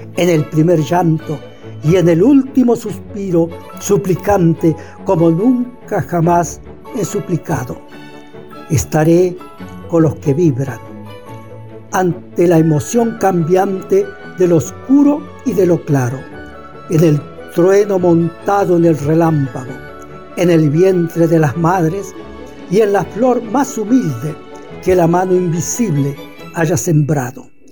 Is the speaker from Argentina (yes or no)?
yes; El Mistol, Santiago del Estero, Argentina; escritor santiagueño. Nací en el Mistol, departamento Robles, Santiago del Estero.